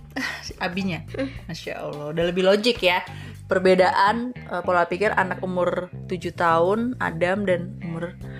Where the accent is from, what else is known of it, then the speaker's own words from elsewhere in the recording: Banjarnegara, Central Java, Indonesia; asli Banjarnegara